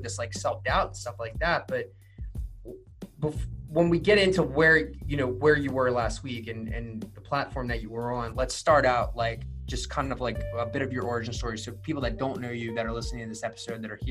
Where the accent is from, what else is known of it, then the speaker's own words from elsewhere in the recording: Maryland, United States; people ask us where we're from here and we're like Maryland